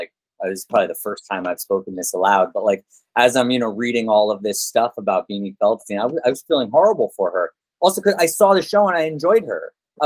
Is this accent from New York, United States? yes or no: yes; New York City, New York, United States; I'm a native New Yorker.